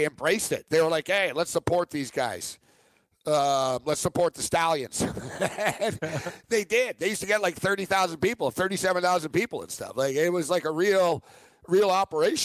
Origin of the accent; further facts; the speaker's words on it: Montreal, Quebec, Canada; moved away; my hometown of Montreal